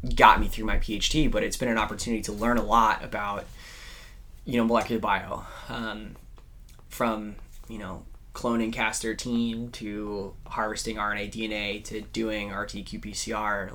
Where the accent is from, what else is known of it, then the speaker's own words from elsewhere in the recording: California, United States; growing up in California.